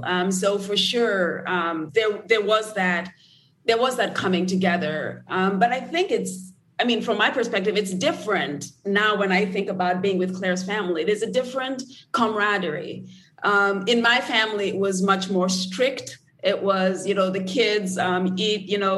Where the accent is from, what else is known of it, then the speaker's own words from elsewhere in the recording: Nairobi, Kenya; moved away as an adult; I grew up in Nairobi, Kenya.